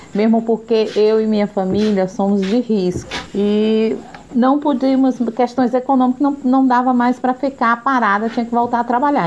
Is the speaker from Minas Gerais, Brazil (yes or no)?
no; Teresina, Piauí, Brazil; moved away; also born or lived in São Paulo; Eu sou teresinense, mas voltei aqui para Teresina há cinco anos